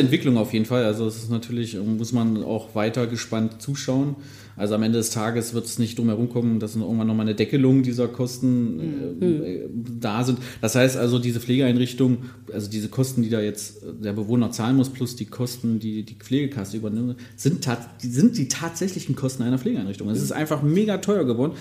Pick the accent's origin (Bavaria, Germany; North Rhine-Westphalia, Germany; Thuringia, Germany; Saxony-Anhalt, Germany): Saxony-Anhalt, Germany; Magdeburg; Ich bin ja gebürtiger Magdeburger, habe ja auch in der Nähe gelernt.